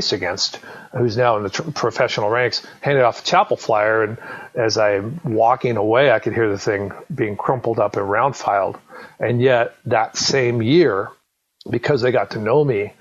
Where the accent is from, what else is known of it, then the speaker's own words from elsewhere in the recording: Southern California, United States; I grew up in Southern California